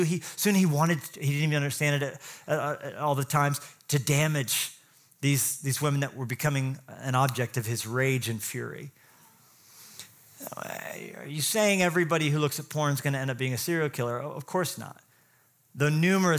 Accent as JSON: {"language": "English", "region": "Colorado", "country": "United States", "tie": "born or raised there", "said": "I grew up in Colorado too"}